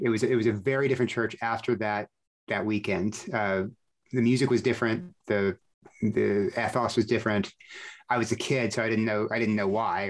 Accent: Corpus Christi, Texas, United States; I remember very, very clearly when I was in my, you know, single digits, people coming through in our church down in Corpus Christi, Texas

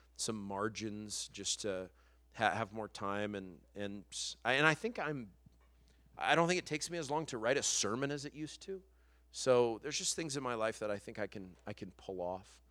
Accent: New Mexico, United States; moved away as an adult; now in Los Angeles, United States; I'm from New Mexico

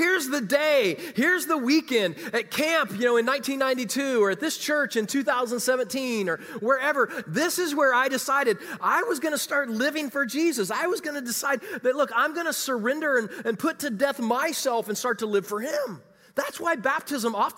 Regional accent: Kansas City, United States; moved away as an adult; also born or lived in Chicagoland; I was from Kansas City

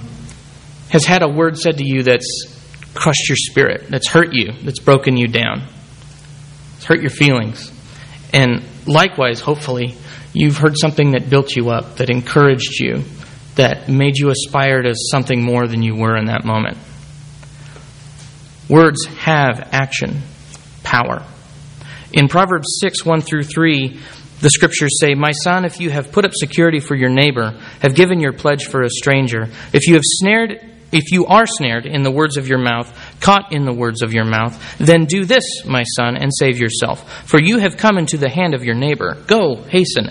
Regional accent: Bakersfield, California, United States; moved away; Kern County is my home county. I'm from Bakersfield

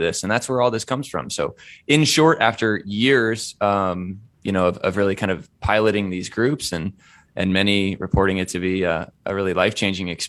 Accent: Indiana, United States; I'm from Indiana, which is a little milder

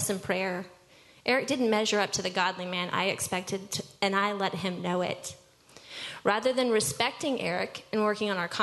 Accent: Dallas, Texas, United States; I was born and raised here in Dallas

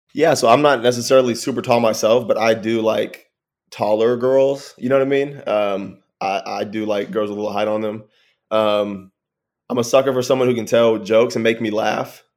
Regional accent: Texas, United States; I'm from Texas, but I went to a regular old public school

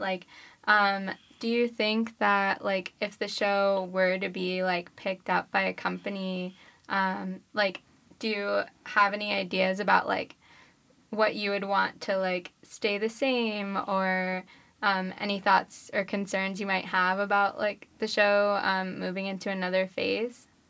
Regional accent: New York, United States; I'm from New York

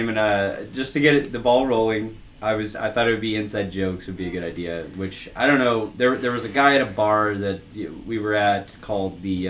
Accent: Austin, Texas, United States; I'm from Austin.

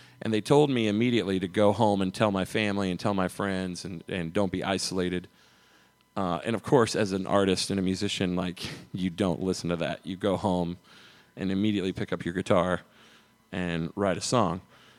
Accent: United States; I grew up in Brown County, and I had a dog growing up that was with us for 12 years.

